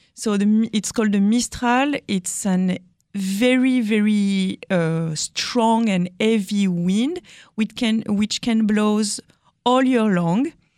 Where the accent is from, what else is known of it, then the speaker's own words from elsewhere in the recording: France; accent: French; English is a second language; my French accent